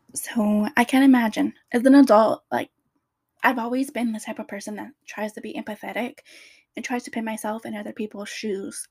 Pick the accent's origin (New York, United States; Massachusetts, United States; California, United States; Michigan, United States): California, United States; Riverside, Orange County; I moved from Riverside all the way to Orange County